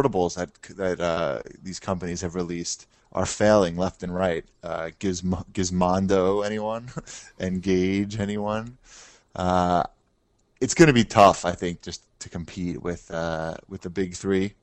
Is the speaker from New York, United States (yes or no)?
yes; New York, United States; we're from New York